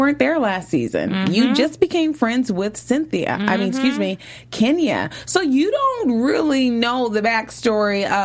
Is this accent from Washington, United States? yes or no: yes; Seattle, Washington, United States; I'm from Seattle, Washington.